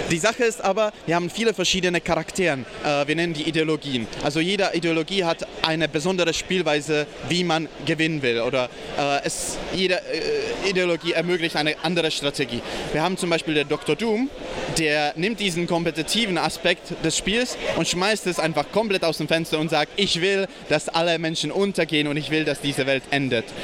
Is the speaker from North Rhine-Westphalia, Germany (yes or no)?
no; Bayreuth, Bavaria, Germany; äh, ich komme aus, aus Bayreuth